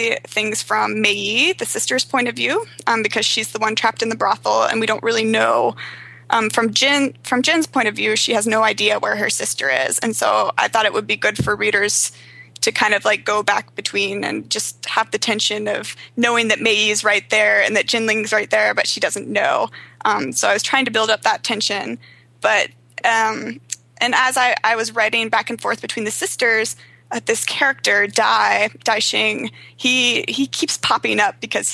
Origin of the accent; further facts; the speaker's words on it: the South, United States; also born or lived in South Korea; I grew up in the South